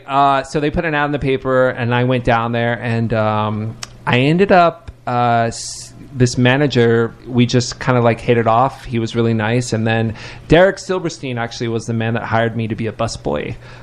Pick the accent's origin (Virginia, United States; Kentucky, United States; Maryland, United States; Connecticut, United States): Kentucky, United States; Lexington; I moved here from Lexington, Kentucky, which is like about 400,000 people, so not tiny, but, you know, a smaller city.